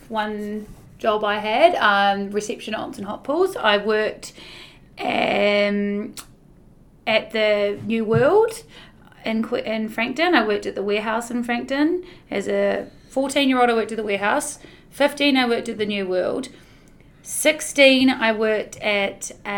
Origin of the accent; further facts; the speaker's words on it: Queenstown, Otago, New Zealand; also born or lived in United Kingdom; I was born in Queenstown, properly a Queenstown girl. I grew up in Queenstown